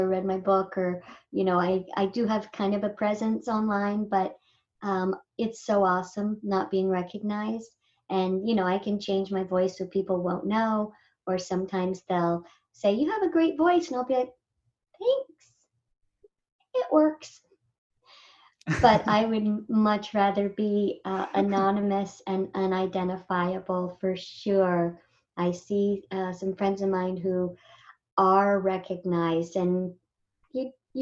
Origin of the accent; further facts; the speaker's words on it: Indio, California, United States; I grew up in India, which is near Coachella